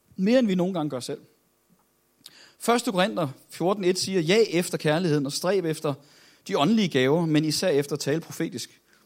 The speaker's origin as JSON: {"language": "Danish", "town": "Copenhagen", "region": "Capital Region of Denmark", "country": "Denmark", "said": "Nu er jeg jo fra København"}